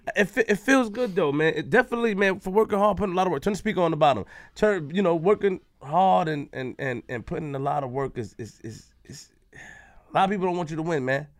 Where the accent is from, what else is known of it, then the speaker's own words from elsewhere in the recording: Queens, New York, United States; I'm from Queens